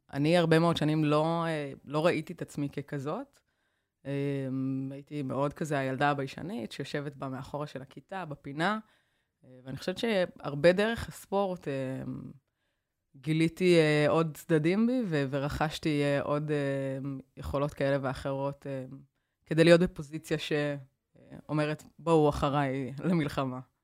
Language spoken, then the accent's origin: Hebrew; Kiryat Tivon, Haifa District, Israel; also born or lived in United States; נסעתי מטבעון לחולון